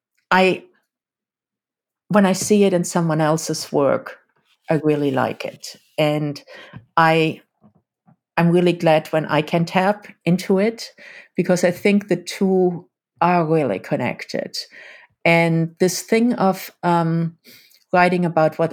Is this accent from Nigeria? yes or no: no; Germany; as a German-born woman